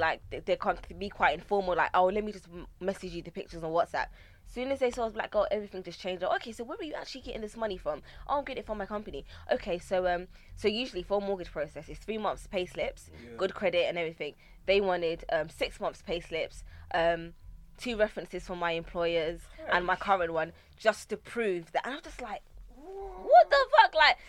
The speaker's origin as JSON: {"language": "English", "region": "England", "country": "United Kingdom", "said": "No, I've never been. I'm very British. Mum and dad were born here. I've never been. I don't speak the language, neither did they. Well, my dad does. He's Ga. I'm Ga."}